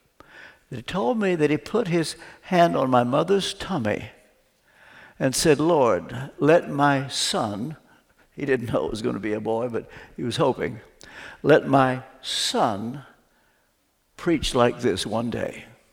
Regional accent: Ashland, Kentucky, United States; I grew up back in Ashland, Kentucky

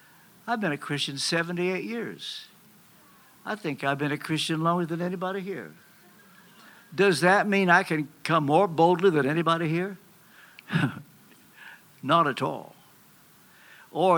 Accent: Kentucky, United States; I'm from Kentucky

